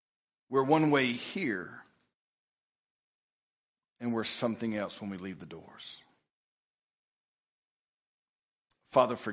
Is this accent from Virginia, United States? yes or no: no; Piney Woods, East Texas, United States; I am from East Texas. I'm a little off. I'm really from the Piney Woods